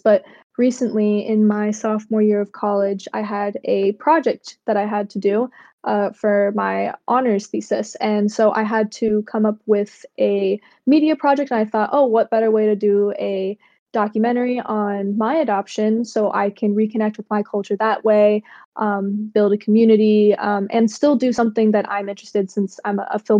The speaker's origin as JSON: {"language": "English", "region": "Massachusetts", "country": "United States", "tie": "born or raised there", "also_born_or_lived": "Cambodia", "said": "I am adopted from Cambodia, and I live right now in Massachusetts in the United States. And I've been living here for 21, almost 22 years now"}